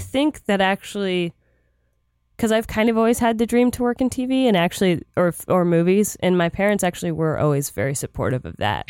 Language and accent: English; Florida, United States; moved away; I grew up in Florida